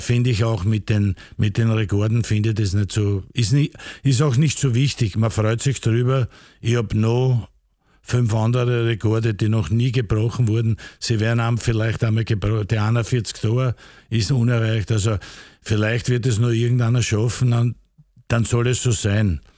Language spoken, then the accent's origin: German; Vienna, Austria; Ich bin da aufgewachsen, bin am Rapidplatz aufgewachsen